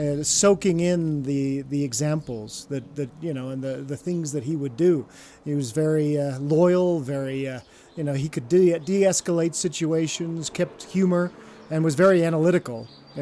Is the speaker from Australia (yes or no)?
no; England, United Kingdom; we're English